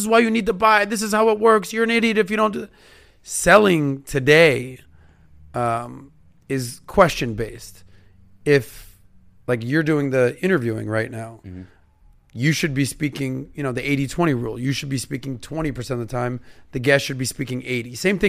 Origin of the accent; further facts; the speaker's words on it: Miami, Florida, United States; The running joke with all my buddies, like if you ask anyone that I grew up in Miami or whatever my age group, they'll be like … is the best Jewish athlete in South Florida.